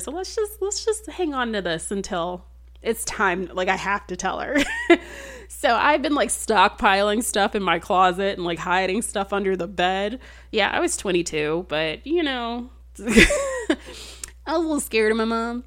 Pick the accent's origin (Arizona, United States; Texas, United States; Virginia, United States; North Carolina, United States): Texas, United States; I'm, I'm from Texas.